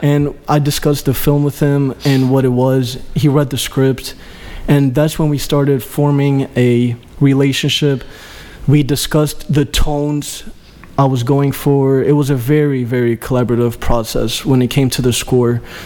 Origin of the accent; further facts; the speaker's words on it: Greece; moved away; my father is Albanian. My mom is Greek. I grew up in Greece